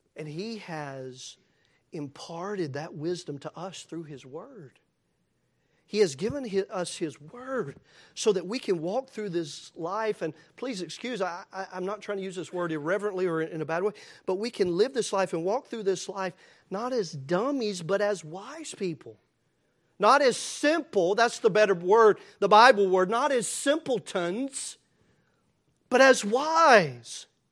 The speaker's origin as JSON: {"language": "English", "region": "Tennessee", "country": "United States", "tie": "born or raised there", "said": "As thankful as I am to be a Tennessean"}